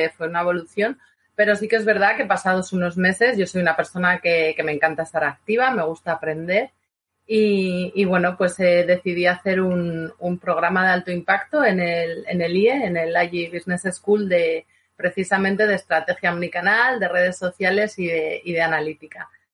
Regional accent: Vitoria-Gasteiz, Basque Country, Spain; yo soy de Vitoria

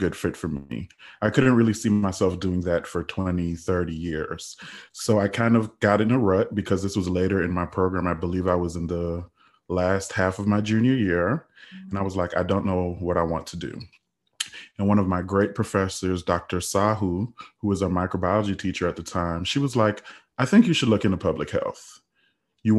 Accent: Trinidad & Tobago; also born or lived in United States Virgin Islands; now in United States; I'm originally from the United States Virgin Islands. I grew up in Trinidad, and I immigrated to the United States back in 2005

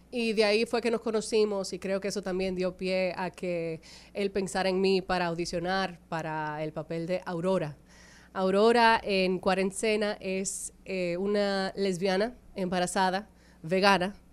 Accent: Dominican Republic; accent: neutral Spanish; yo soy dominicana de pura cepa, yo necesito que eso se sepa. Aunque yo no sueno dominicana, lo soy, se los juro.

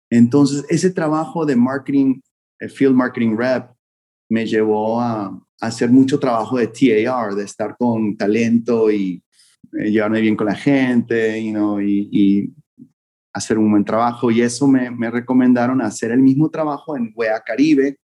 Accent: Vancouver, British Columbia, Canada; moved away as an adult; now in Miami, United States; fue cuando me mudé a estudiar college aquí a Miami. Vine de Vancouver a Miami y era como mi segundo año de universidad

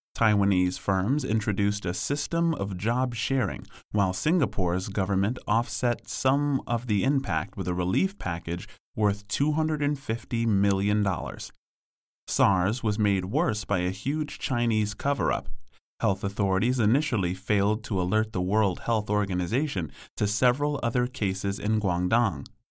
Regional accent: London, United Kingdom; I was born in London in the seventies, growing up in the nineteen eighties.

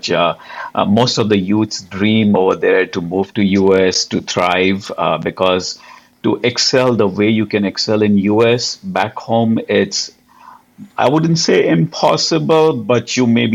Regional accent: Mumbai, Maharashtra, India; moved away as an adult; now in United States; I'm originally from Mumbai, India, the hustling and bustling town.

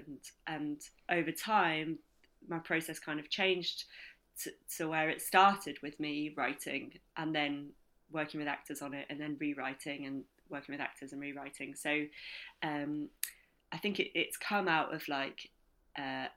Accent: Ilkley, Yorkshire and the Humber, United Kingdom; I grew up in Ilkley.

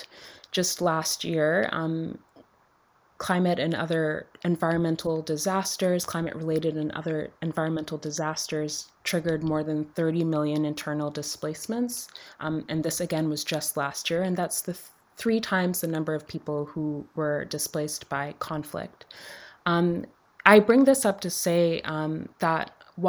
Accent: Dominica; I grew up in Dominica, which is a small island in the Caribbean

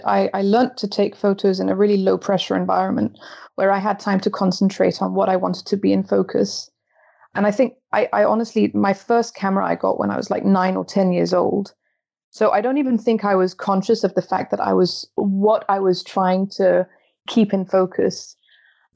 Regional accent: Belgium; now in Copenhagen, Denmark; My mum is Danish and my dad is English, but I'm born and brought up in Belgium

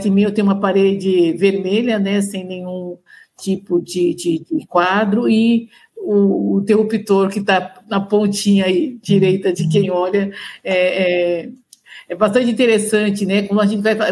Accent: São Paulo, Brazil; eu sou de São Paulo, nascida e criada em São Paulo

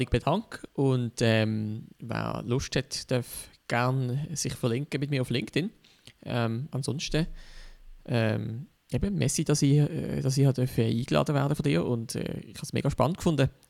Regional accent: Switzerland; als Schweizer hast, hast du schnell mal schon bei irgendwie Frankreich oder Deutschland das Gefühl, wow, das ist ein riesengroßes

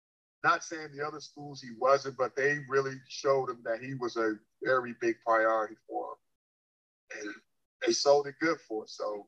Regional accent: South Carolina, United States; now in North Carolina, United States; And I'm just saying that because I grew up in South Carolina.

